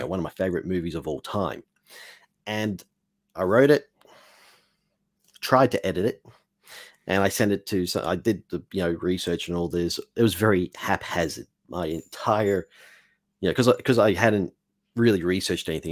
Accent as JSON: {"language": "English", "country": "Australia", "also_born_or_lived": "Mexico", "said": "I'm an Australian"}